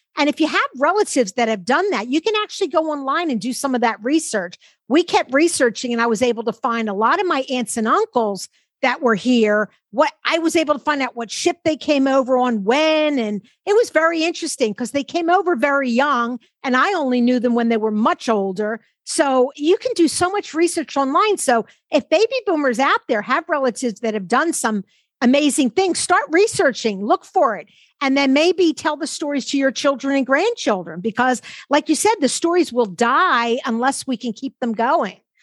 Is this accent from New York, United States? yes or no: no; Philadelphia, Pennsylvania, United States; we both grew up in Philadelphia. I grew up near Chestnut Hill at the top